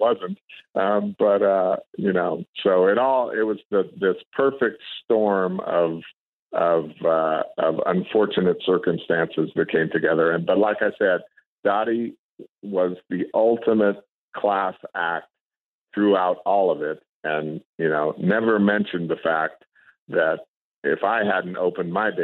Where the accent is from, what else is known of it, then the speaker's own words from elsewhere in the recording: Reno, Nevada, United States; I grew up in Northern Nevada in Reno, Lake Tahoe.